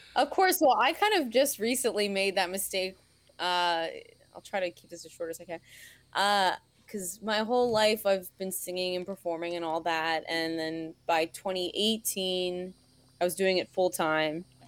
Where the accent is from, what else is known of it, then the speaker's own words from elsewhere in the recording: New York, United States; moved away as an adult; now in Harrisburg, United States; I'm natively a New Yorker